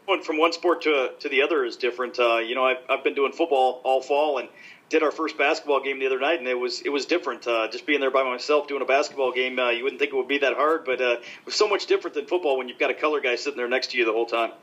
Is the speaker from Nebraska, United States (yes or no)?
yes; Nebraska, United States; moved away; I grew up in Nebraska, so we didn't have hockey when I was growing up